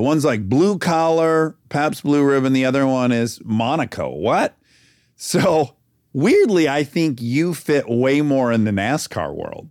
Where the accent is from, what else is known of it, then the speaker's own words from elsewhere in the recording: Detroit, Michigan, United States; now in California, United States; I'm from Detroit. My family was in the automotive industry